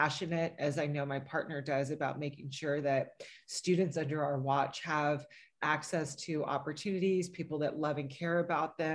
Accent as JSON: {"language": "English", "town": "San Diego", "region": "California", "country": "United States", "tie": "born or raised there", "said": "I was bused from North Park to the Mira Mesa Scripps Ranch area"}